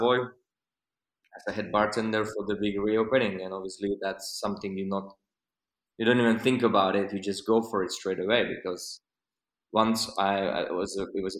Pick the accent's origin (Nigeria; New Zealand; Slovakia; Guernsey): Slovakia; English is a second language; moved away as an adult; my bartending career started in a country where I'm from, Slovakia